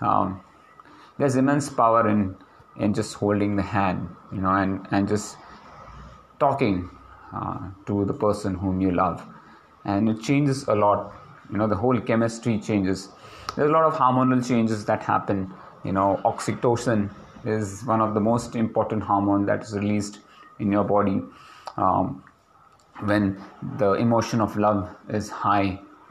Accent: India; as Indian, or as specifically as Indian men

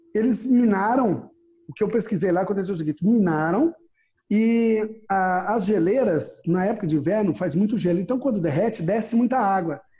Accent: Brazil; sou brasileiro

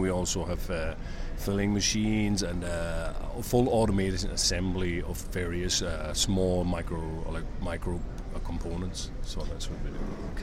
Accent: Ireland; moved away as an adult; also born or lived in Hungary / China; I'm originally from Ireland

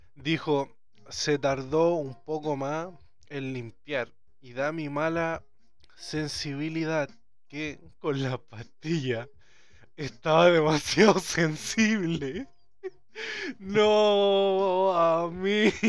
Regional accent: Chile; como buen chileno.

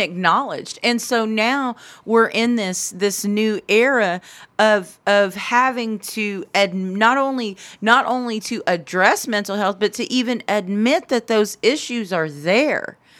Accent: Anadarko, Oklahoma, United States; I'm from Anadarko

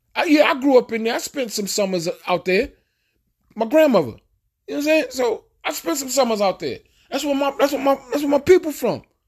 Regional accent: New York City, New York, United States; moved away as an adult; also born or lived in Bronx / Far Rockaway / New Jersey / Alabama; I'm from Queens, Queens, New York. I got my seal, I got my stamp, it's on my birth certificate, whatever. I grew up in Queens

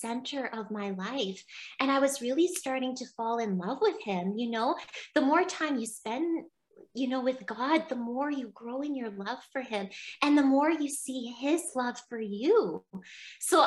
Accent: Barry's Bay, Ontario, Canada; I went to Our Lady Seat of Wisdom College in my hometown, in Barry's Bay.

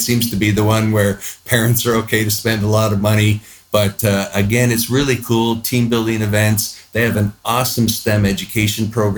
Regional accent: Niagara Falls, Ontario, Canada; moved away as an adult; also born or lived in Orlando, Florida; now in Austin, United States; I'm originally from Canada. I spent most of my life in the Niagara Falls area. And then I moved to the U.S. back in 1997

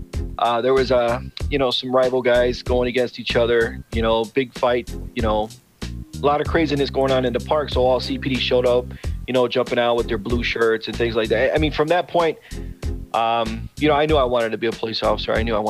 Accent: Chicago, Illinois, United States; My younger years was Humboldt Park, and then I moved north into Ravenswood area.

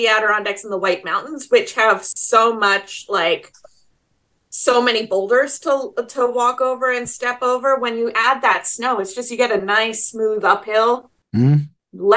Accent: Austria; moved away; I grew up in the Austrian Alps

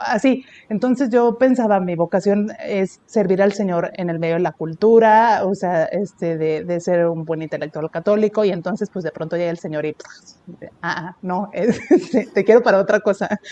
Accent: Puebla, Mexico; moved away as an adult; also born or lived in Tampico, Tamaulipas; now in Monterrey, Mexico; soy de, soy de Puebla, aunque nací en Tamaulipas, ¿verdad? Yo nací en Tampico

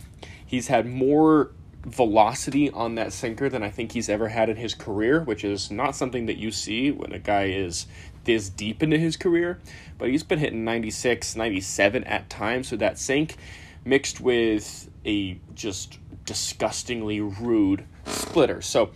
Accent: San Francisco Bay Area, California, United States; I am born and raised in the San Francisco Bay Area. I'm currently residing in San Francisco.

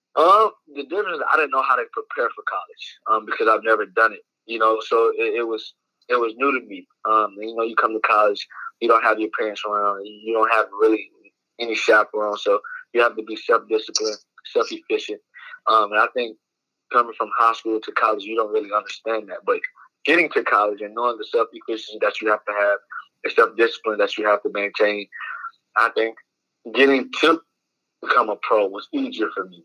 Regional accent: Georgia, United States; my home state

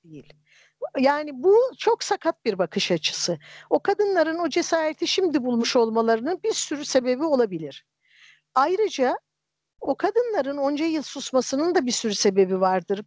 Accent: a village of Erzincan, Turkey; also born or lived in Kelkit, Gümüşhane; ben Erzincan'ın bir köyünde büyüdüm. Kelkit'in bir köyünde doğdum.

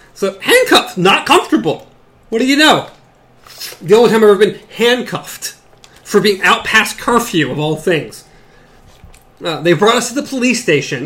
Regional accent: the South, United States; accent: southern; the southern accent

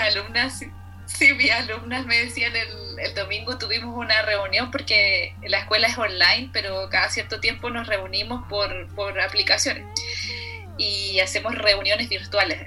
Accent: Arica, Arica y Parinacota, Chile; Yo nací en Arica, entonces hay poca contaminación eh, lumínica

